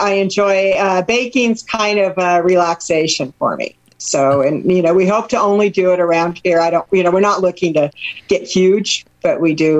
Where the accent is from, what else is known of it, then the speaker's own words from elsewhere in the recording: Seattle, Washington, United States; moved away; I'm from Seattle.